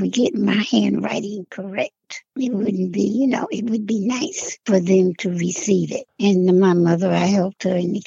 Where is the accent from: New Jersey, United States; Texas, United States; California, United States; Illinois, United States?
New Jersey, United States; Plainfield; also born or lived in Elizabeth, New Jersey / Harlem, New York; now in Virginia Beach, United States; Then I went to Plainfield, New Jersey and did my childhood years growing up and helping my father with his store